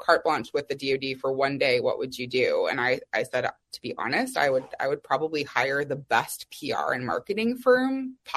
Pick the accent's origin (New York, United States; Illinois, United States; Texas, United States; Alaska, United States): Texas, United States; Austin; I grew up in Austin, Texas.